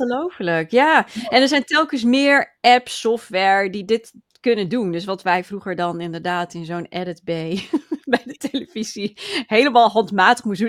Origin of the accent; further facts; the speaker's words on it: Friesland, Netherlands; ik kom uit Friesland.